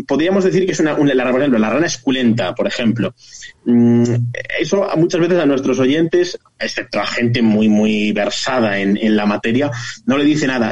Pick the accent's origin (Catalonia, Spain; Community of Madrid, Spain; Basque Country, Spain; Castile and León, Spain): Castile and León, Spain; Zamora